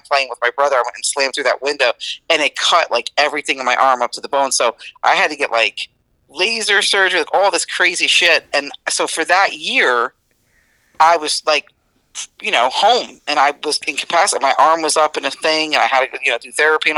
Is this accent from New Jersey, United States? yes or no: yes; East Newark, New Jersey, United States; I grew up in East Newark, New Jersey, and it was eat or be eaten.